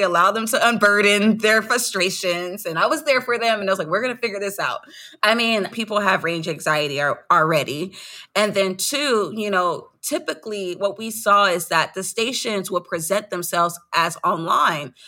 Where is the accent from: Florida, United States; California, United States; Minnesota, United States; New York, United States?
California, United States; Los Angeles; I'm from South Central Los Angeles